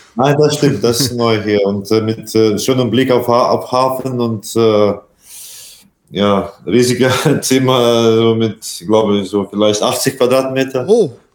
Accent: Latvia; German is a second language; moved away; also born or lived in Iceland; mein Heimat, mein so Vaterland, wie man sagt, und äh, das ist natürlich Lettland

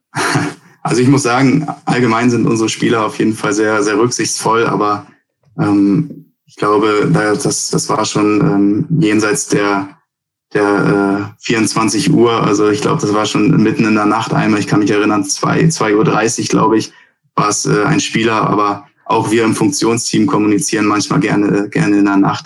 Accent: Bad Segeberg, Schleswig-Holstein, Germany; also born or lived in United States; wenn mich jemand fragt, wo ich herkomme, dann herkomme, dann sage ich auch äh, meistens Bad Segeberg

